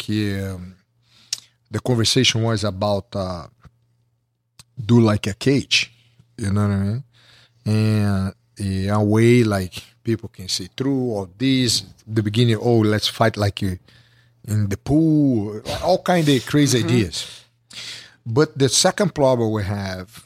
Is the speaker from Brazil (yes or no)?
yes; Rio de Janeiro, Brazil; English is a second language; moved away; I grew up with Henzo in Rio